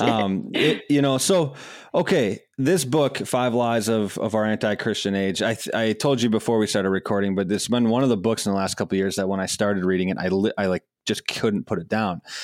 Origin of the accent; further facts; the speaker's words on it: Madison, Wisconsin, United States; I grew up in Madison, Wisconsin